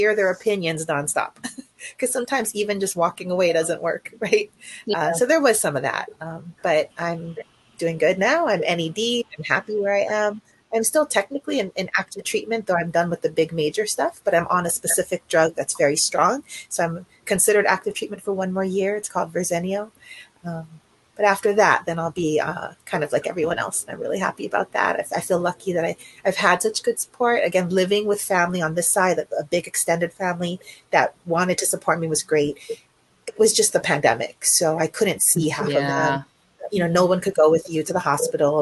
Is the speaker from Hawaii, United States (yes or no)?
yes; Hawaii, United States; now in California, United States; I grew up in Hawaii with my single parent mom